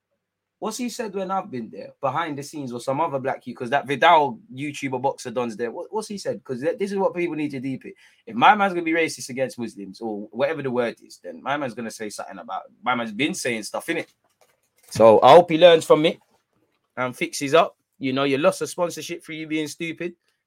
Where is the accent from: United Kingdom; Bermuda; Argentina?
Bermuda; I'm from Bermuda, but I've seen Loki watching you for time years, fam.